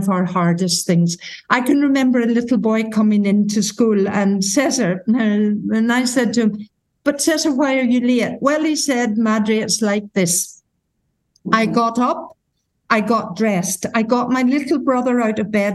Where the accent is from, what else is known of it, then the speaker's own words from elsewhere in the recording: Ireland; moved away as an adult; also born or lived in Gibraltar; I came from Ireland, a little parish in Ireland.